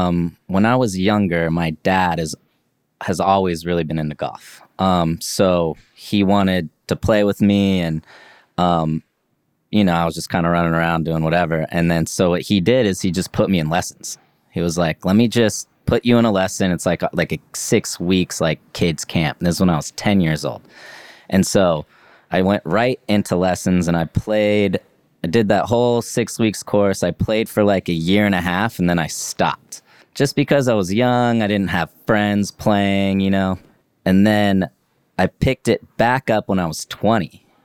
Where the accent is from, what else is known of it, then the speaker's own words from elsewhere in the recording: Leavenworth, Kansas, United States; That's what everybody my age did in my town I grew up in Leavenworth, Kansas, you know?